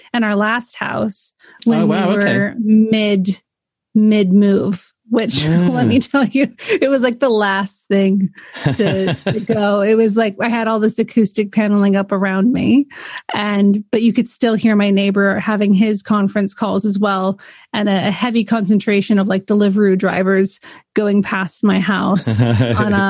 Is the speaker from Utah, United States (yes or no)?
no; California, United States; moved away as an adult; now in United Kingdom; I'm from California originally